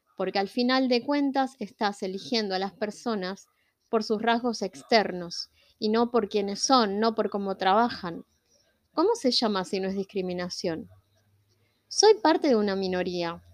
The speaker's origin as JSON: {"language": "Spanish", "country": "Argentina", "said": "yo soy latina, vivo en Argentina y soy latina"}